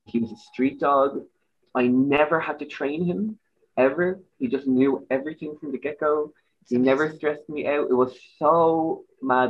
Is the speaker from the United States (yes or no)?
no; Dublin, Leinster, Ireland; accent: Irish; moved away as an adult; now in Germany; I'm from Dublin